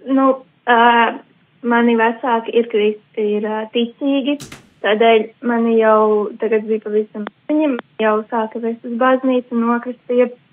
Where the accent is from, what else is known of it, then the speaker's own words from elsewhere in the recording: Jelgava, Latvia; no Jālgavas, es mācos